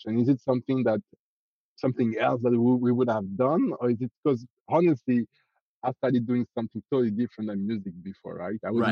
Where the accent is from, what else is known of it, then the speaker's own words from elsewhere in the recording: France; accent: French; English is a second language; now in Canada; Grew up in France. Was born and raised in France, actually.